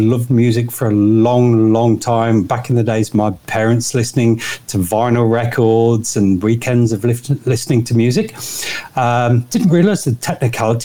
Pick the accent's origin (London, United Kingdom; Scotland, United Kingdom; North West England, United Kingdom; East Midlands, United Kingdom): East Midlands, United Kingdom; Nottingham; moved away as an adult; now in Hervey Bay, Australia; I'm from Nottingham, so Robin Hood country is the easiest way to describe that.